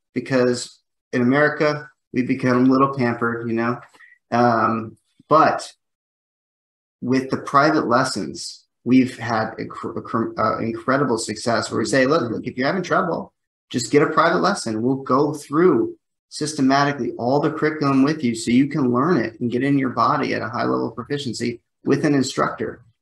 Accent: United States; I'm an American

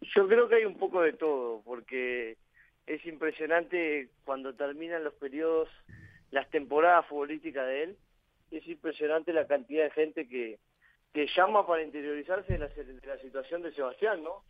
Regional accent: Uruguay; moved away as an adult; also born or lived in Spain / El Salvador; somos uruguayos los dos

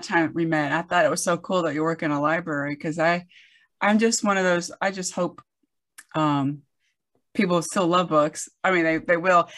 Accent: the South, United States; I grew up in the South

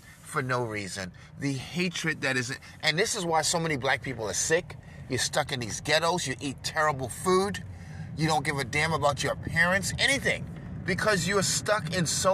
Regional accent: New York, United States; I was born in New York, raised around a lot of Jewish people, a lot of Italians

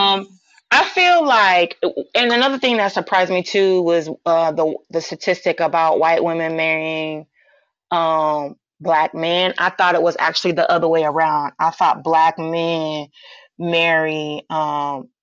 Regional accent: United States; I was born in the States.

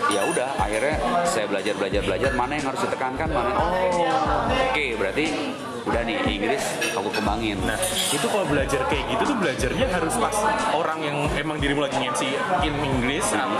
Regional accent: Semarang, Central Java, Indonesia; So aku bilang enggak saya dari

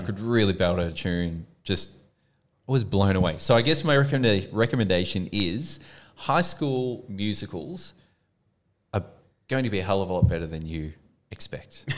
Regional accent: Melbourne, Victoria, Australia; also born or lived in United Kingdom

